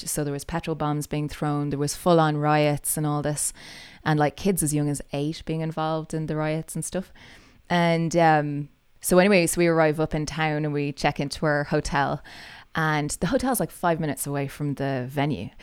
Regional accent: Dublin, Leinster, Ireland; moved away as an adult; also born or lived in Calgary / Edmonton; now in Canada; I'm, I'm Irish, uh, grew up in Dublin

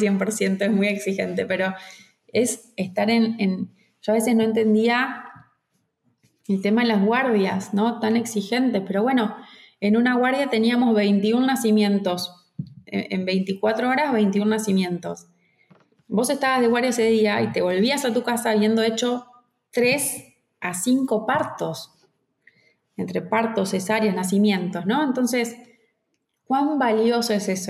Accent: Argentina; me fui sola de Argentina a Venezuela

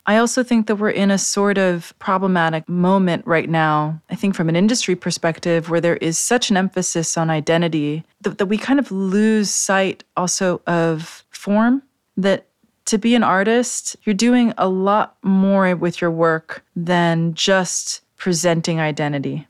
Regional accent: New York City, New York, United States; I grew up in New York City in downtown Manhattan

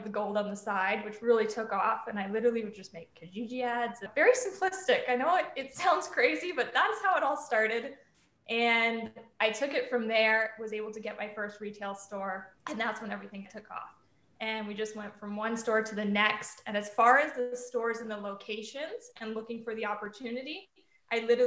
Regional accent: United Kingdom; moved away; being from the UK

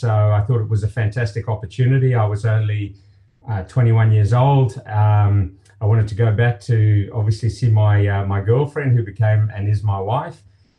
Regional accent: Zimbabwe; moved away as an adult; also born or lived in Melbourne, Australia; now in Australia; I was born and raised in Zimbabwe, and had a wonderful upbringing there. It was and is a beautiful country. My father was with Shell Oil Company and was transferred to Australia.

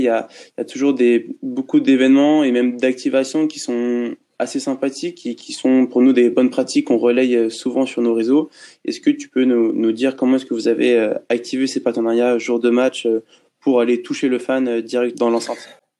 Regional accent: France; nous, en tant que Français fans de basket

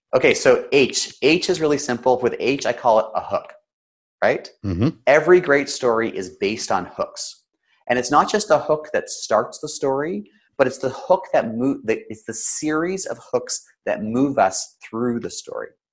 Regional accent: Canada; Now I'm Canadian

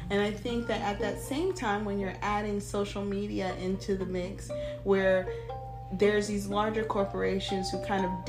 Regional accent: Germany; born there; I was born in Germany, I should say. My father's from Nigeria, my mother's from Panama. I've traveled all over the world.

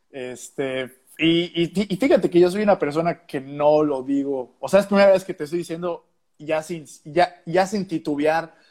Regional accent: Yucatán, Mexico; pues yo como yucateco admiro muchísimo a, tanta gente este

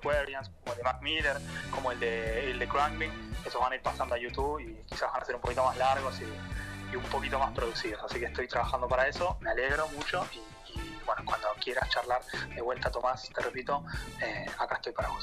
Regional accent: Chubut, Argentina; moved away as an adult; now in Paris, France; yo soy de Chubut

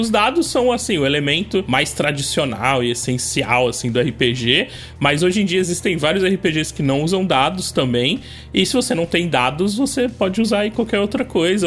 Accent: Cubatão, São Paulo, Brazil; Eu sou de uma cidade do litoral de São Paulo, cidade chamada Cubatão

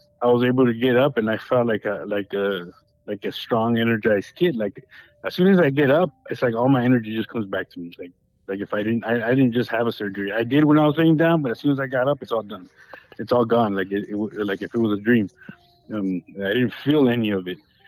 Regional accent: Baldwin Park, California, United States; also born or lived in West Covina; we ended up going to that church when I grew up in Ballin Park

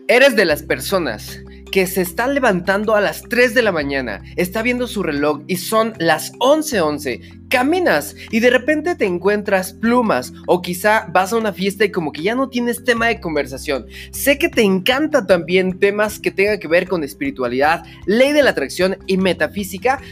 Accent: Mexico; Yo soy mexicano de corazón

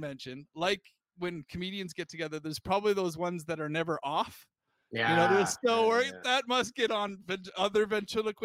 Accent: United Kingdom; moved away as an adult; now in United States; I'm from Britain

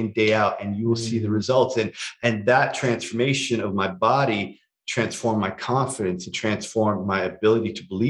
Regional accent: Toronto, Ontario, Canada; growing up in Scarborough

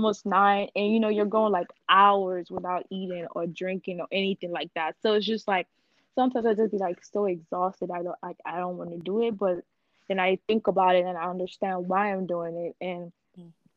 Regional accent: Nigeria; moved away; I'm gonna go back to growing up in Nigeria

